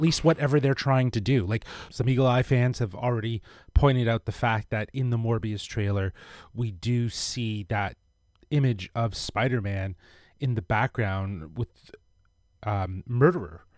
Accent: Toronto, Ontario, Canada; we're from Toronto

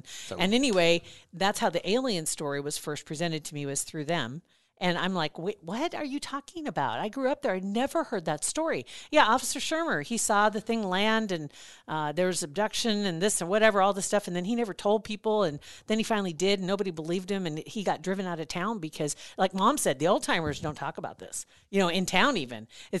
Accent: Ashland, United States; I grew up in Ashland

